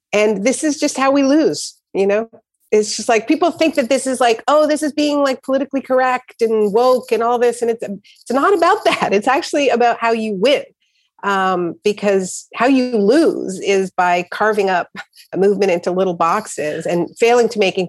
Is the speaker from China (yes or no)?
no; Canada; I was born in Canada.